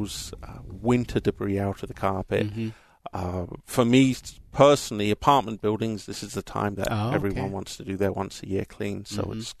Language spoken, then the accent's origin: English; Southampton, South East England, United Kingdom; accent: English; now in United States; I'm actually from Southampton in England